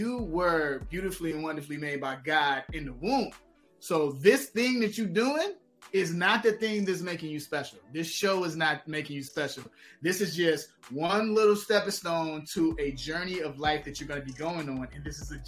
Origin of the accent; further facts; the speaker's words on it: Chicago, Illinois, United States; growing up in Chicago